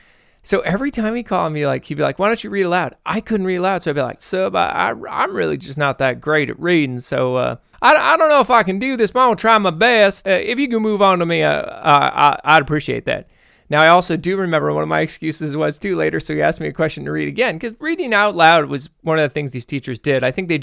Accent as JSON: {"language": "English", "region": "Texas", "country": "United States", "said": "yeah, I'm from Texas. What's the question?"}